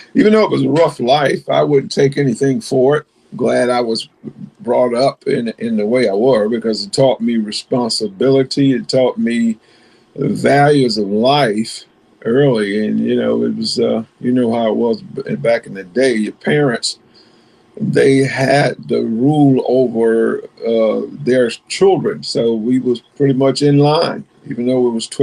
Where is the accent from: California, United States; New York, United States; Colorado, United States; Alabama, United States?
Alabama, United States; Greenville; moved away as an adult; also born or lived in Bridgeport, Connecticut / Chesapeake, Virginia; originally from Greenville, Alabama. I'm a country boy. Greenville is about 40 miles below Montgomery. And so I grew up there